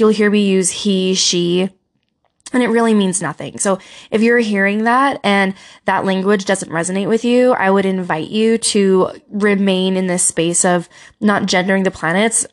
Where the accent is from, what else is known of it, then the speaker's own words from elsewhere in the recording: Utah, United States; Utah, my home state